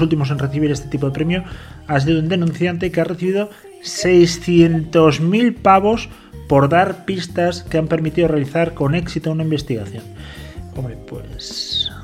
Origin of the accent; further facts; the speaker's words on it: Spain; yo soy muy español, muy latino